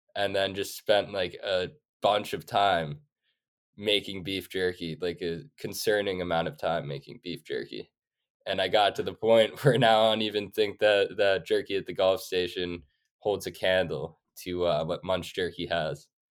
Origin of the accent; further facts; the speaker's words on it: New York City, New York, United States; also born or lived in Sweden; I grew up in New York City, I have four older sisters